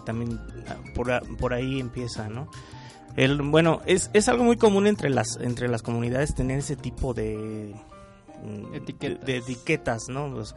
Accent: Michoacán, Mexico; soy de Michoacán y de repente estoy en la Ciudad de México

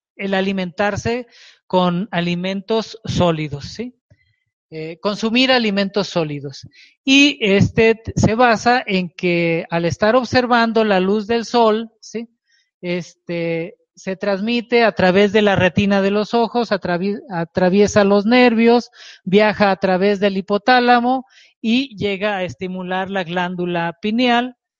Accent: Culiacán, Sinaloa, Mexico; moved away as an adult; now in Mexico City, Mexico; Y yo vivía en Sinaloa, en Culiacán, Sinaloa, soy de Culiacán, Sinaloa

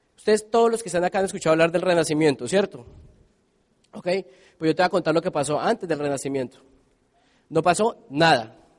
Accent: Colombia

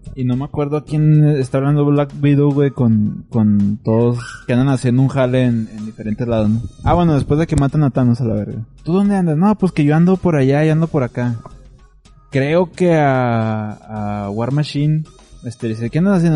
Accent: Mexico; somos mexicanos fresas, güey, somos mexicanos

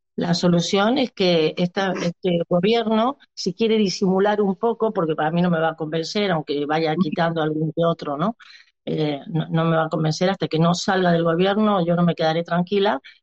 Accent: Argentina; now in Barcelona, Spain; soy una argentina que hace 22 años que vivo en, Barcel en, España

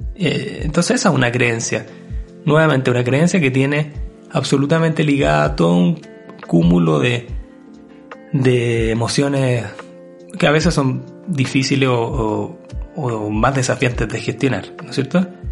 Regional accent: Chile

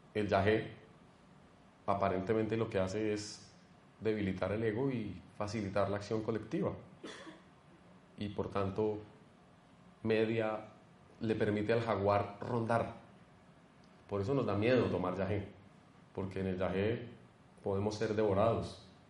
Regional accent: Colombia; como colombianos

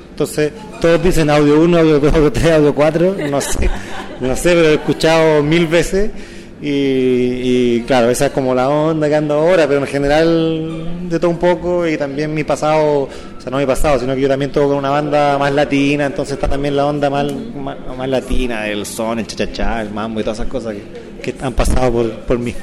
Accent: Osorno, Los Lagos, Chile; soy Osornina

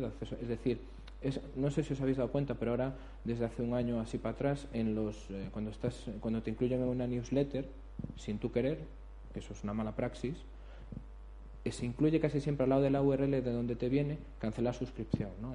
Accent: Galicia, Spain; como buen abogado gallego

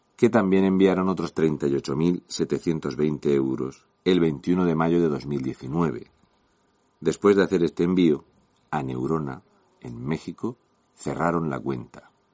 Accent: Region of Murcia, Spain; un murciano encabronado

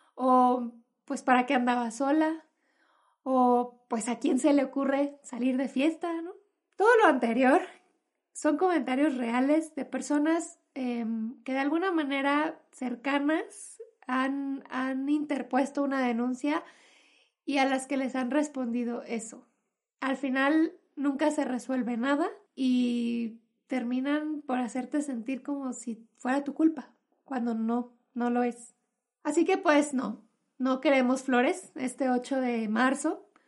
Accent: Mexico; en mi país, en México

